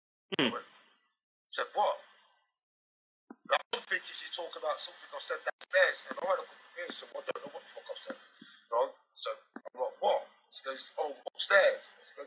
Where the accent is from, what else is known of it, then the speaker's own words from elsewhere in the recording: Coventry, West Midlands, United Kingdom; my hometown. And bearing in mind, I live in Coventry, the city of culture.